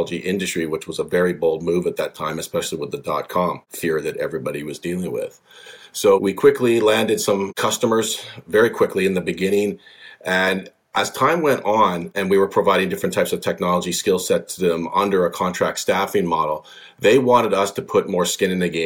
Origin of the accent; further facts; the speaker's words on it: British Columbia, Canada; born and raised in British Columbia, one of the most beautiful places in Canada, fantastic place to grow up.